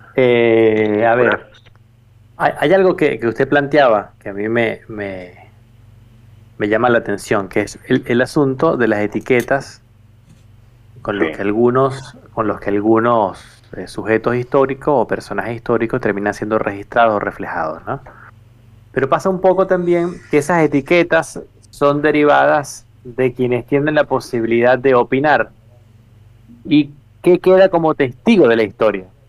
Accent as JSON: {"language": "Spanish", "country": "Venezuela", "said": "yo soy venezolano"}